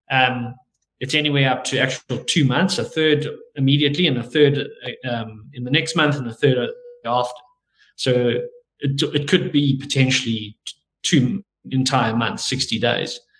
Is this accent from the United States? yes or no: no; South Africa; we're South African